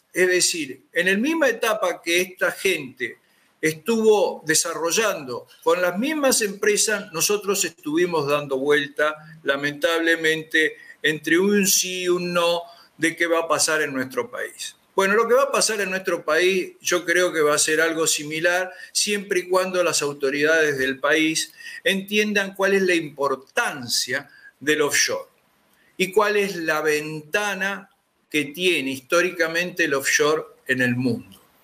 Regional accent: Comodoro Rivadavia, Chubut, Argentina; los que somos de Comodoro

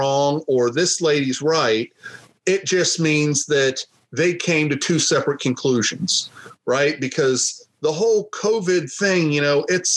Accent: United States; as an American

